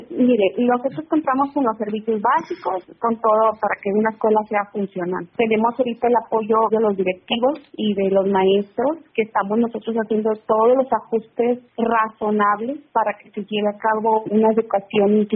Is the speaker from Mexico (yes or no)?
yes; Monclova, Coahuila, Mexico; Yo soy originaria de Monclova, Monclova, Coahuila, mm. está ah. pegadito a la ciudad de Frontera.